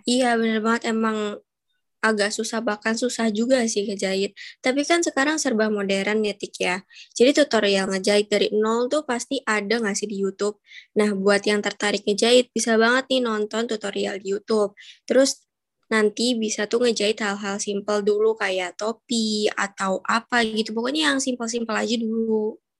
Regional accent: Cirebon, West Java, Indonesia; moved away as an adult; aku sih pulang ke kampung aku di Jawa Barat

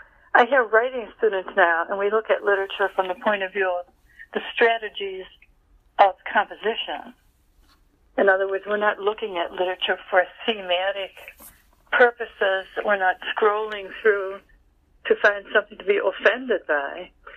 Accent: New York, United States; Well, I've gone back to my hometown

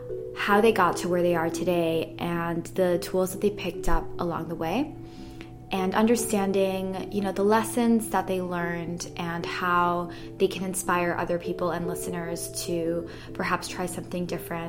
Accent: Athens, Attica, Greece; moved away; I moved here 6.5 years ago from Europe. I'm Italian, but I grew up in Athens in Greece. And I went to a British school, which is why I don't have an accent.

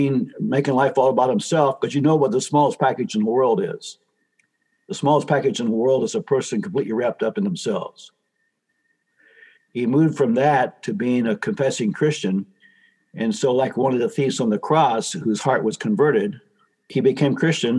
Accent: Ohio, United States; my home state of Ohio

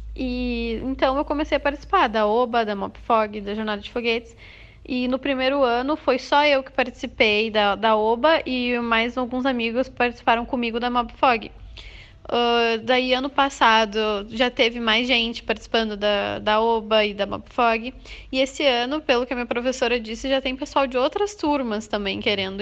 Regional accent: Eldorado do Sul, Rio Grande do Sul, Brazil; eu sou do Rio Grande do Sul, de Eldorado do Sul, pertinho de Porto Alegre

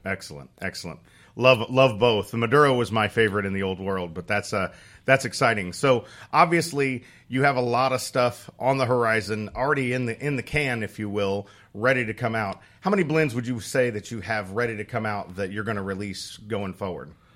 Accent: Indiana, United States; I grew up in Indiana

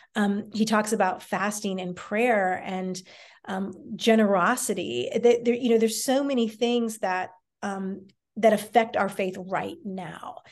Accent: D.C., Northern Virginia, United States; I grew up in the Washington, D C area in Northern Virginia, right outside D C

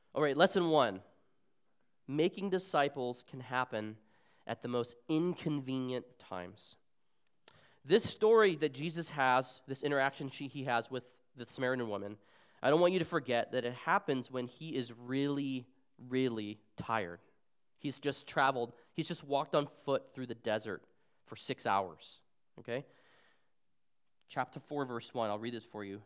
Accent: Arizona, United States; moved away as an adult; also born or lived in Seattle, Washington; I'm originally from Arizona, where I was born and raised

